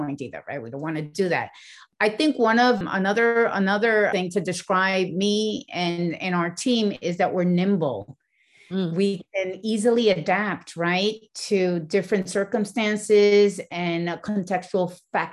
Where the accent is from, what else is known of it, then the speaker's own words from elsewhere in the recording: Puerto Rico; moved away as an adult; also born or lived in New York; they took us and raised us in Puerto Rico.